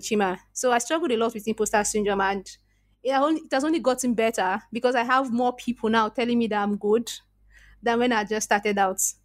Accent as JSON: {"language": "English", "country": "Nigeria", "accent": "Nigerian", "said": "I was very, very conscious about my Nigerian accent, very conscious"}